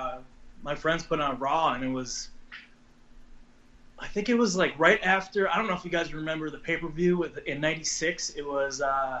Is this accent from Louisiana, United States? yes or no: no; Mount Sinai, New York, United States; moved away; also born or lived in Huntington, New York / Tampa Bay, Florida; I moved to Mount Sinai when I was in third grade. Before that, I was in Huntington, New York